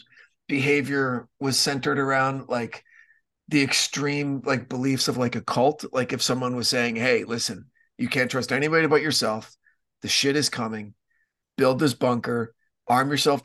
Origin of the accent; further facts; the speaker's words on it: New Jersey, United States; Where I grew up in North Jersey, it's the woods